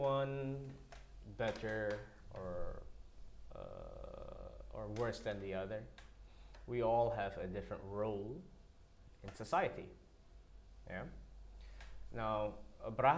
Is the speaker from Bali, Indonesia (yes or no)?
yes; Bali, Indonesia; English is a second language; moved away; also born or lived in Switzerland; It's about my hometown, my home culture